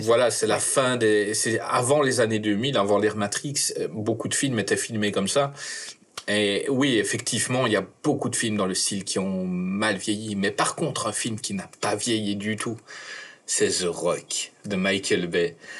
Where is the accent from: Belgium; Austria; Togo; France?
Belgium; je suis belge.